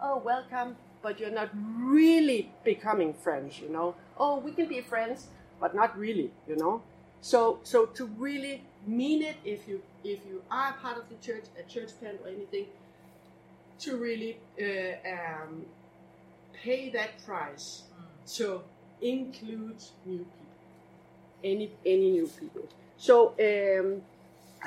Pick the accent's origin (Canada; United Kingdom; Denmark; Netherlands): Denmark; English is a second language; now in Copenhagen, Denmark; originally I'm actually from this little island. Do you know where this little tiny island is? East of Denmark